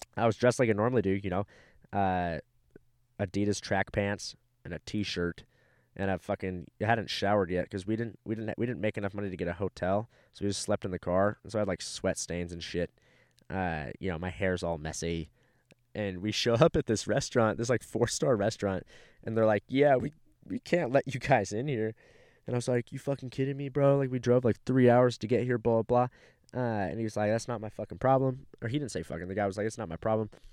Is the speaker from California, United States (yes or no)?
yes; California, United States; also born or lived in Fort Walton Beach, Florida; now in Texas, United States; moved to California when I was three, and now I live in Texas